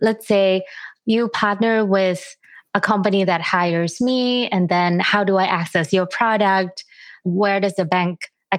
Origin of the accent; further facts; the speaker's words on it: Thailand; I'm personally from Thailand